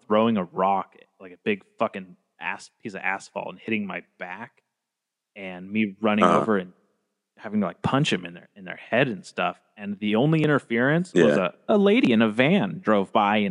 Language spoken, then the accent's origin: English; Arroyo Grande, California, United States; also born or lived in Nipomo, California; I was born here, but I grew up in Napomo and like Arroyo Grande.